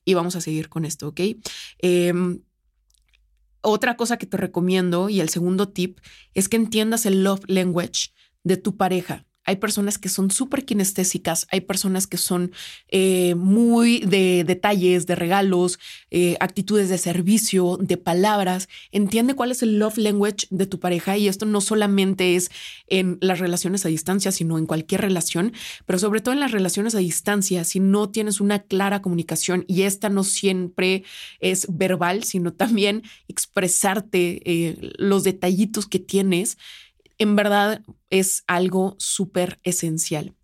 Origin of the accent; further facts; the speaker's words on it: San Luis Potosí, Mexico; yo soy de San Luis